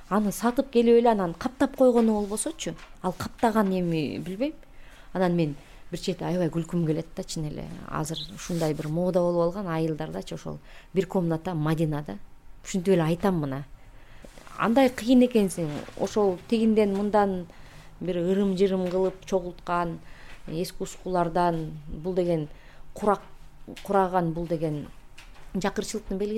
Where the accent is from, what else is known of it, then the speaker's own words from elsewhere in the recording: Kyrgyzstan; биз кыргызбыз